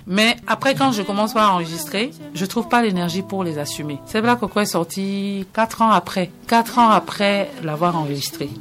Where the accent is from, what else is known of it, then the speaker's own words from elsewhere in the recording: Lomé, Maritime, Togo; moved away; also born or lived in Benin; À Lomé, dans mon quartier à Kodjoviakopé